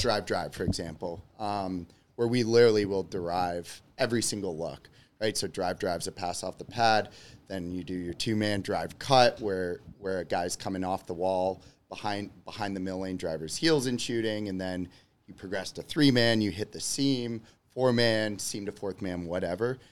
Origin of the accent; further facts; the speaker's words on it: Georgetown, Ontario, Canada; moved away as an adult; also born or lived in Clinton, New York / Rochester; now in Chicago, United States; I am originally from Georgetown, Ontario